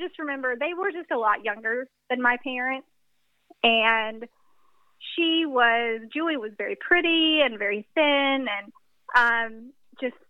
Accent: the South, United States; I'm from the South, so church is a big part of that culture

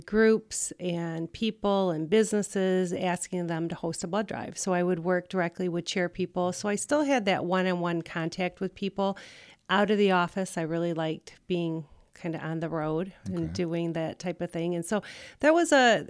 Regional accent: Rockford, Illinois, United States; also born or lived in Wyoming / Arizona; I am from Rockford.

